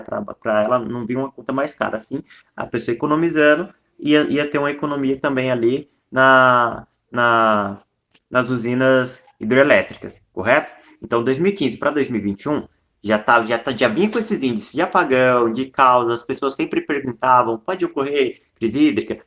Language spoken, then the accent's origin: Portuguese; Brazil; eu sou brasileiro.